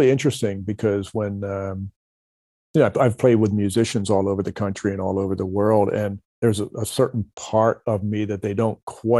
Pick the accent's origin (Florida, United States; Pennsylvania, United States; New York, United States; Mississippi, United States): Pennsylvania, United States; Philadelphia; Growing up in Philadelphia, there was a disc jockey.